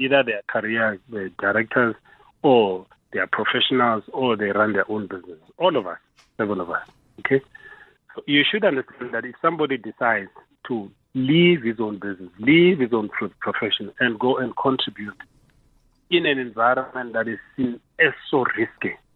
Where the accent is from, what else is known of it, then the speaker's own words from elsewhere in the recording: South Africa; as South Africans